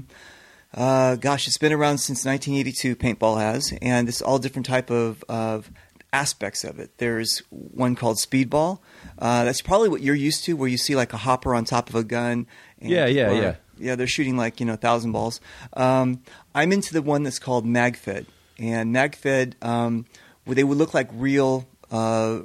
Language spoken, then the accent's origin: English; Santa Monica, California, United States; also born or lived in Los Angeles / Israel; I was born here. I was born in Santa Monica, and you know, I was like raised a Jew